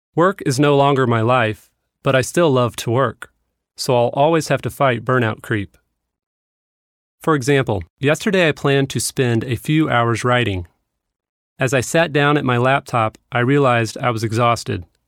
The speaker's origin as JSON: {"language": "English", "town": "Kansas City", "region": "Missouri", "country": "United States", "tie": "born or raised there", "moved": "yes", "said": "my hometown of Kansas City"}